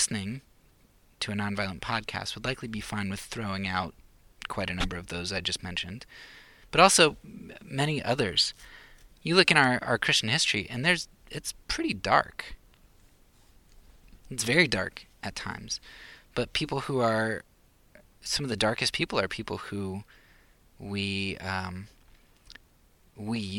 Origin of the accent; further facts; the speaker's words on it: Pennsylvania, United States; moved away; I'm from Pennsylvania